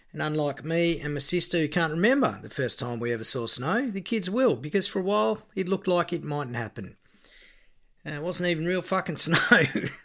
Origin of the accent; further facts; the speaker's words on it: Victoria, Australia; I was born in Victoria.